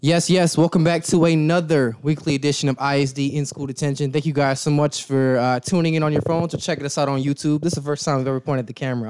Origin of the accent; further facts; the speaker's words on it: Zion, Illinois, United States; from Zion, where I grew up at.